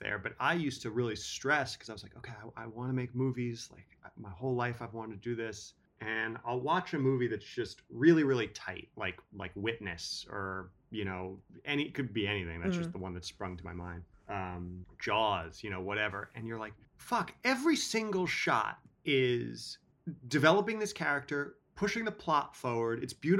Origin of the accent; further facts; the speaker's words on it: Manhattan, New York, United States; I grew up in Manhattan, so we had chained in front of every pizza place and video store.